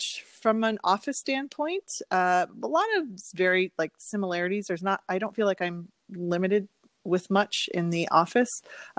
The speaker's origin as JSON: {"language": "English", "town": "Windsor", "region": "Ontario", "country": "Canada", "also_born_or_lived": "Chicago / Philadelphia / Maryland", "moved": "as an adult", "said": "I am originally from Windsor, which is where I'm now living and practicing."}